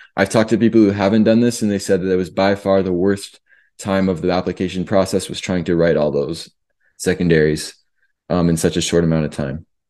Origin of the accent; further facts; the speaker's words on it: Canada; now in United States; as a Canadian, before I got my green card